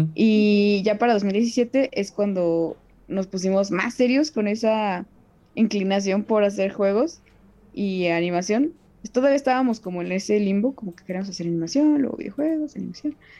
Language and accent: Spanish; Querétaro, Mexico; yo soy de Querétaro